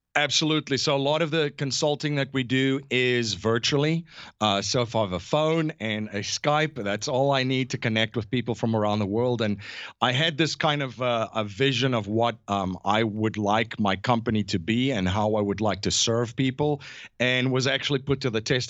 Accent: South Africa; moved away as an adult; now in United States; I'm originally from South Africa, born and raised. Um, I grew up in South Africa

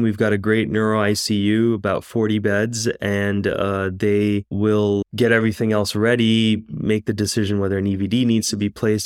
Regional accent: New York, United States; moved away as an adult; now in Houston, United States; I was actually born and raised in New York

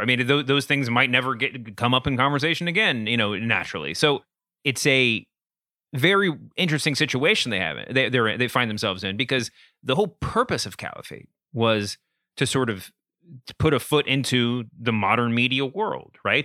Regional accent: Louisville, Kentucky, United States; Born and raised in Louisville, Kentucky, and my dad was Mitch McConnell's pastor of record for a long time

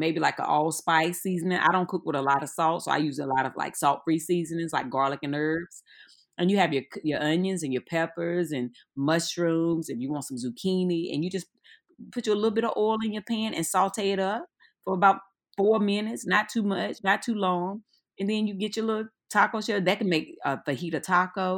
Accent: North Carolina, United States; I'm from North Carolina

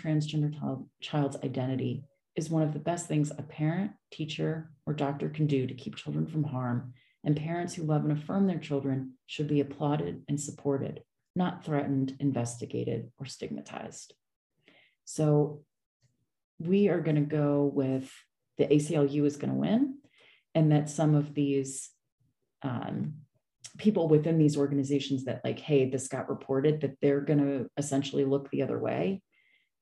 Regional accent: United States; I'm American

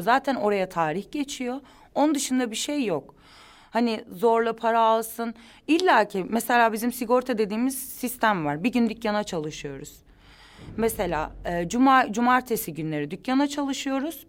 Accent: İzmir, Turkey; also born or lived in Balıkesir / Ankara; Ben İzmirliyim zaten. İzmir'e gittim tekrar.

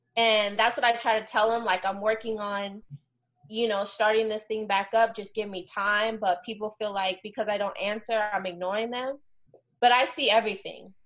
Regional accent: the Bay Area, Northern California, United States; moved away as an adult; now in Los Angeles, United States; I'm originally from the Bay, which is in Northern California. I moved to LA about five years ago

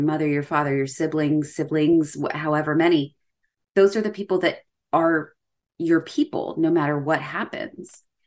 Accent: United States; as an American

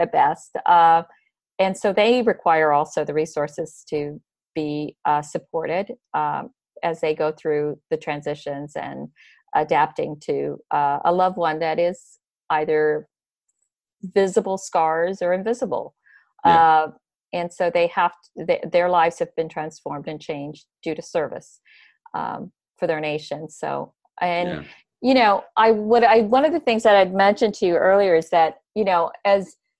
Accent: United States; as an American

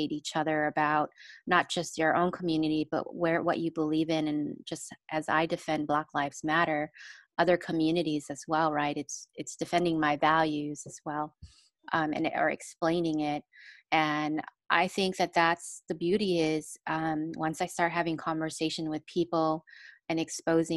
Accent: Los Angeles, California, United States; also born or lived in refugee camps (Cambodia/Thailand border); now in Long Beach, United States; I grew up in Echo Park area in the 80s

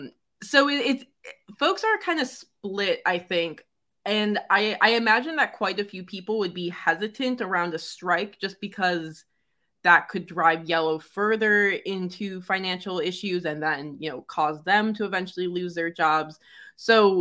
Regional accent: Detroit, Michigan, United States; growing up in Detroit where basically everyone is in a union

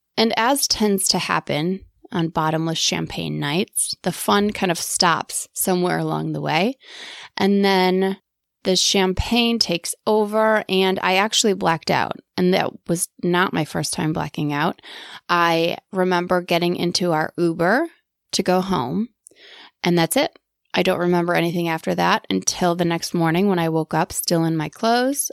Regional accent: Wisconsin, United States; moved away as an adult; also born or lived in Green Bay, Wisconsin / Atlanta, Georgia; I grew up in Wisconsin

